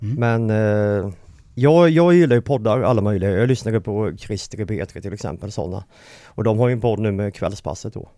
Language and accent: Swedish; Lilla Anneberg, Jönköping County, Sweden; Jag är uppvuxen i Lilla Anneberg